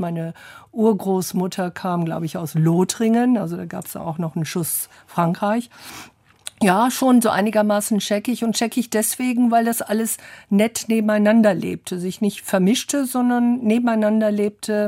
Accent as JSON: {"language": "German", "region": "London", "country": "United Kingdom", "tie": "born or raised there", "also_born_or_lived": "Oxford", "moved": "yes", "said": "ich bin in London groß geworden, Oxford geboren"}